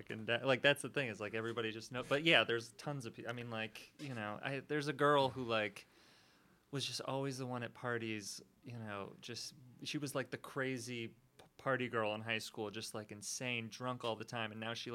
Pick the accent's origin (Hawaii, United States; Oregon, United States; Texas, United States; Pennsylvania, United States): Texas, United States; Dallas; I'm from Dallas